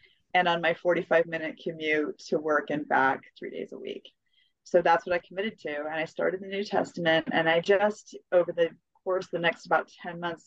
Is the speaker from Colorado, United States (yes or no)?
yes; Colorado, United States; also born or lived in New Mexico; I was raised in Colorado mostly, and some in New Mexico